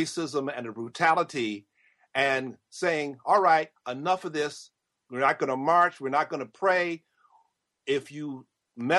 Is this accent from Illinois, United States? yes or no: yes; Chicago, Illinois, United States; I'm from Chicago